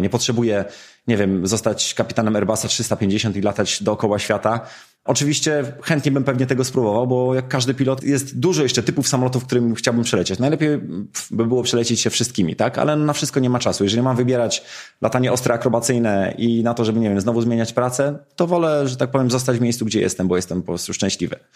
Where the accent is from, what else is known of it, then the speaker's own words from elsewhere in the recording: Mińsk Mazowiecki, Masovian Voivodeship, Poland; wychowałem się w miejscu, które zawsze było związane z lotnictwem, czyli w Mińsku Mazowieckim